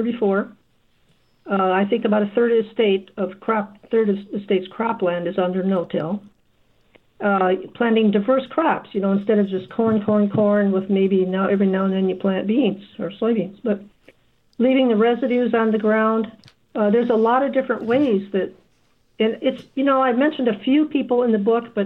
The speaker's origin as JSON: {"language": "English", "region": "Michigan", "country": "United States", "tie": "born or raised there", "moved": "as an adult", "lives_now": "Iowa, United States", "said": "on our farm where I grew up in Michigan"}